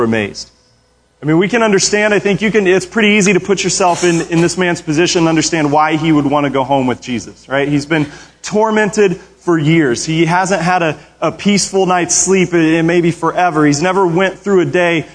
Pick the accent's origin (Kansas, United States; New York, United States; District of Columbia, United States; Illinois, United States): Kansas, United States; Arkansas City; moved away as an adult; also born or lived in Springfield, Missouri / Topeka, Kansas; now in Tulsa, United States; I was born in Springfield, Missouri, while my dad was in Bible college. I lived in Ark City, a little town in Kansas, along the Kansas-Oklahoma border, and lots of great memories there. We moved to Topeka when I was 11, and that's where I met my wife